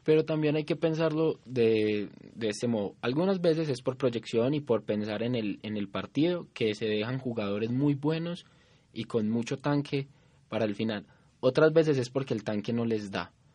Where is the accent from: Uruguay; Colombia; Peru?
Colombia; nosotros como colombianos